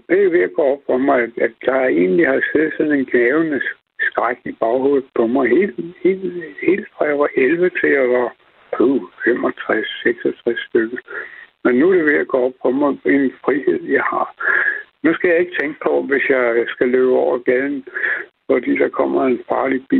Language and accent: Danish; Copenhagen, Capital Region of Denmark, Denmark; jeg kommer fra København